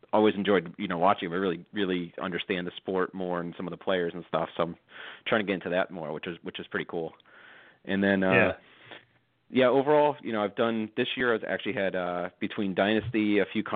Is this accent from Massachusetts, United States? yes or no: yes; Massachusetts, United States; Born and raised in Mass